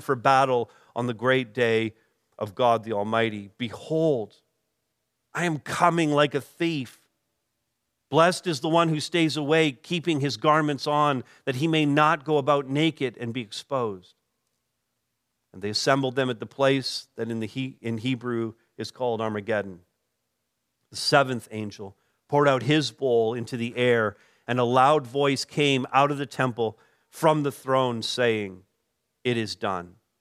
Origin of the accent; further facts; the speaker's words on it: Canada; we as Canadian Christians